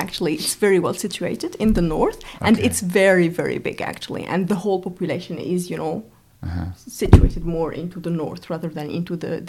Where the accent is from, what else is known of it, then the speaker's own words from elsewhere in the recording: Algeria; moved away as an adult; now in New Zealand; I was born in Algeria, actually, in a small town in Algeria. Mm-hmm. And actually, I grew up there